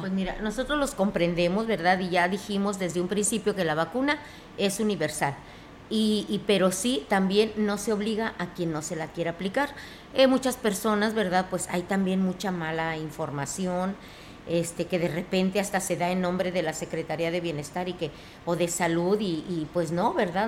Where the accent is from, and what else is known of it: Mexico